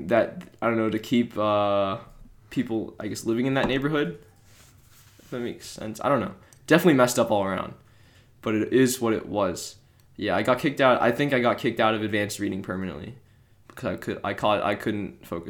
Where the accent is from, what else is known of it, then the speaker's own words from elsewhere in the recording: Cleveland Heights, Ohio, United States; we're both from Cleveland Heights